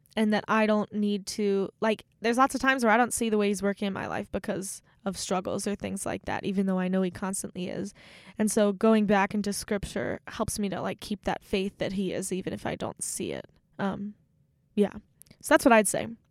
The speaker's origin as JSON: {"language": "English", "region": "Maryland", "country": "United States", "tie": "born or raised there", "moved": "as an adult", "lives_now": "Steubenville, United States", "said": "there's one in my hometown, so every time I go home to visit"}